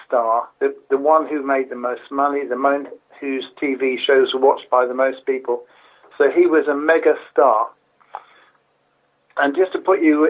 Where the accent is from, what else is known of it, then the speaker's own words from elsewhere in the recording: Harlow, East of England, United Kingdom; lived in my hometown of Harlow in England.